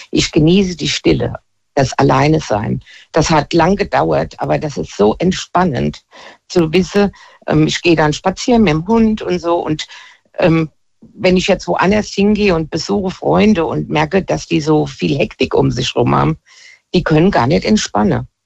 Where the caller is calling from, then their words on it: Hesse, Germany; Ich bin äh, aus der Nähe von Limburg.